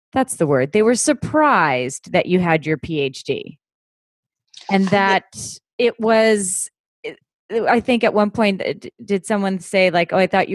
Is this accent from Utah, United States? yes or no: no; Pennsylvania, United States; I'm from Pennsylvania